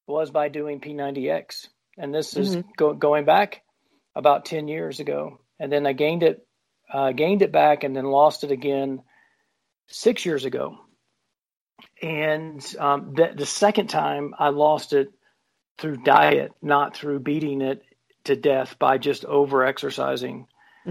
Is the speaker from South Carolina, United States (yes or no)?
yes; South Carolina, United States; moved away; I'm from South Carolina originally.